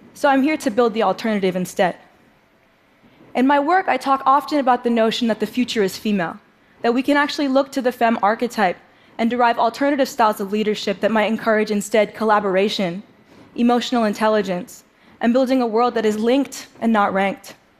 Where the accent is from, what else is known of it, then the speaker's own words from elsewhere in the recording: New York City, New York, United States; I grew up in New York City playing the drums